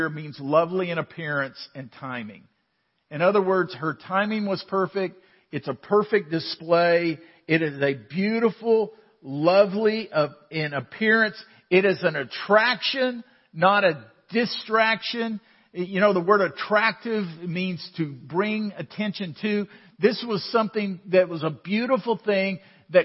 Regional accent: Waco, Texas, United States; We grew up in Waco

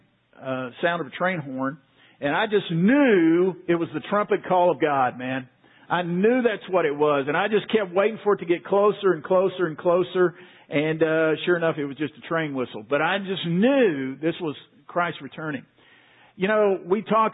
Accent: Waco, Texas, United States; I grew up in Waco, not far from here. I've been a Central Texas boy all my life.

